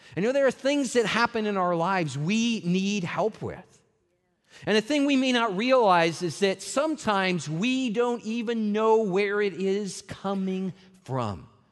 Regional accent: Colorado, United States; moved away as an adult; also born or lived in Seattle area, Washington / Las Vegas, Nevada; now in Lakeland, United States; I grew up on a farm in Colorado

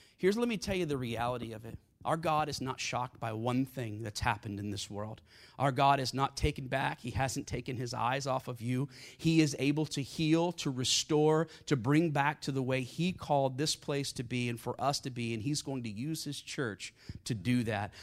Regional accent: South Carolina, United States; I grew up in South Carolina with a gun in my hand and a hymn book in the other hand

